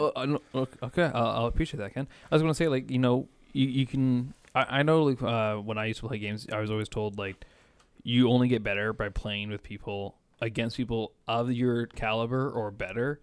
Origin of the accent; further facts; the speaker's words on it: Canada; I'm Canadian